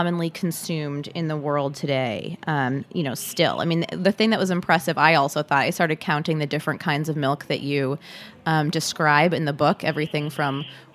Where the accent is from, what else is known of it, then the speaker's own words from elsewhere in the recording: United States; I am an American